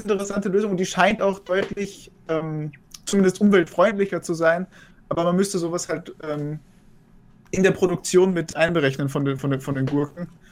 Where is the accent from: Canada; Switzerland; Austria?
Austria; als Österreicher